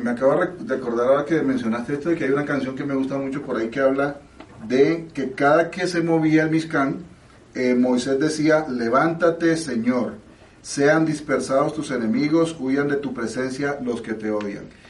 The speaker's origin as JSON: {"language": "Spanish", "country": "Mexico", "said": "yo soy mexicano"}